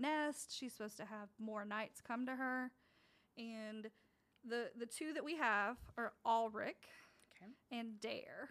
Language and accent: English; United States; I'm also from America